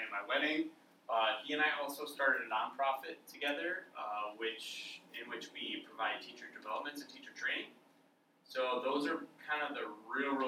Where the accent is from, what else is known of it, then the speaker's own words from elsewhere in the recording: Cumberland, Wisconsin, United States; moved away as an adult; also born or lived in Winona, Minnesota / Houston, Texas; I grew up in Cumberland, Wisconsin, which is about 2 hours from here